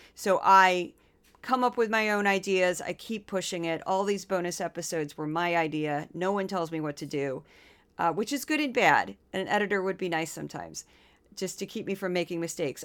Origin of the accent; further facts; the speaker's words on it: Missouri, United States; now in New York, United States; I'm from Missouri.